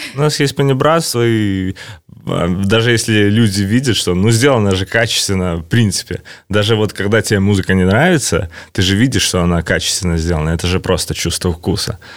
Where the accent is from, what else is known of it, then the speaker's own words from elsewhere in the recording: Belarus; я представляю Беларусь